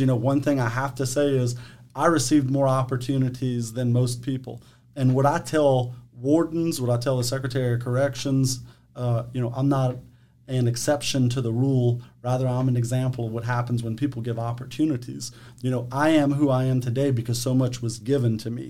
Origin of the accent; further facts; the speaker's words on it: Eunice, Louisiana, United States; also born or lived in Mamou, Louisiana; born and raised in Eunice, Louisiana, St. Landry Parish